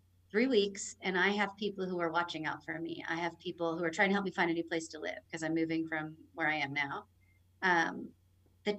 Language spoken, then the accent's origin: English; Florida, United States; moved away as an adult; also born or lived in Orlando; now in Mexico; I was born in Florida.